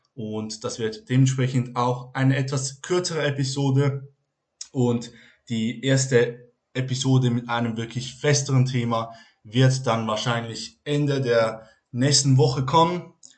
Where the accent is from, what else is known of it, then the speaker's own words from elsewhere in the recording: Switzerland; Ich komme aus der Schweiz